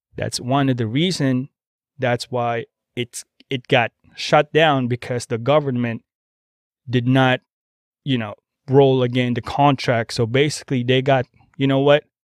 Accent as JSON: {"language": "English", "country": "Philippines", "moved": "yes", "lives_now": "United States", "said": "I'm a Filipino"}